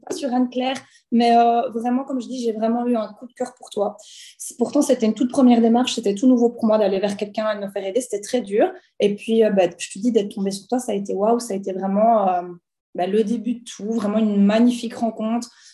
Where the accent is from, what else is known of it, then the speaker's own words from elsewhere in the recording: Belgium; j'ai 29 ans, je viens de Belgique